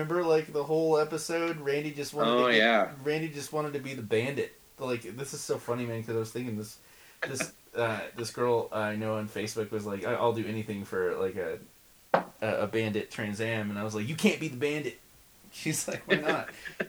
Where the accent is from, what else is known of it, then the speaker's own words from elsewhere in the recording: Oklahoma, United States; I'm from Oklahoma.